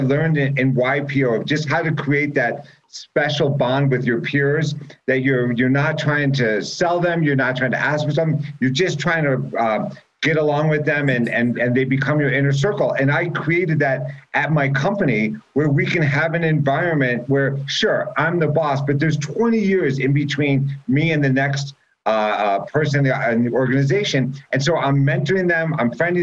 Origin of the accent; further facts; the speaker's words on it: Chicago, Illinois, United States; moved away as an adult; also born or lived in New York; I grew up on Lakeshore Drive, right 1300 North